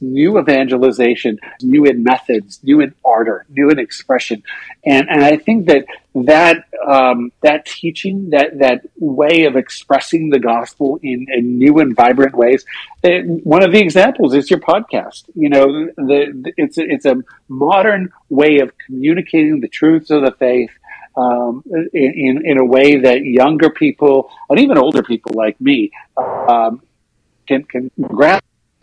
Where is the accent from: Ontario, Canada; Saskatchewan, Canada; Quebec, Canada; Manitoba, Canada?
Saskatchewan, Canada; I grew up in Saskatchewan